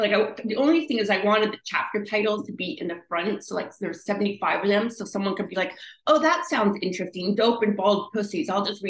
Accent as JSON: {"language": "English", "town": "Victoria", "region": "British Columbia", "country": "Canada", "tie": "born there", "said": "And I was born in Victoria in British Columbia."}